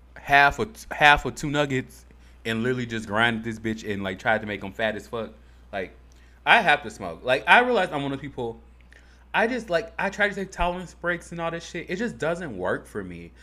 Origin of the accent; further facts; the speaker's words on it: Harvey, Illinois, United States; I'm from Harvey, Illinois.